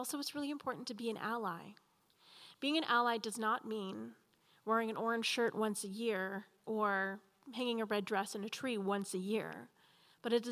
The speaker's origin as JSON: {"language": "English", "town": "Edmonton", "region": "Alberta", "country": "Canada", "tie": "born or raised there", "said": "I was born here in Edmonton in an old residential school hospital"}